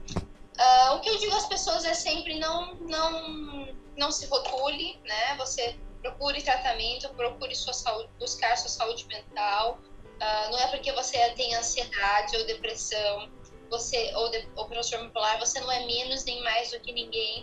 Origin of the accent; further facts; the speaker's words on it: São Paulo, Brazil; also born or lived in Rio de Janeiro; Eu sou paulista, eu fiz faculdade pela Gama Filha no Rio de Janeiro. E depois eu retornei novamente para São Paulo